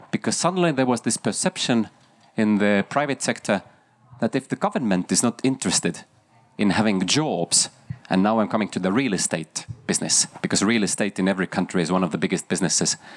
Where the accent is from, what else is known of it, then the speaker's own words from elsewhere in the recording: Estonia; English is a second language; Um, I'm from Estonia. Maybe my question is a little bit Estonian biased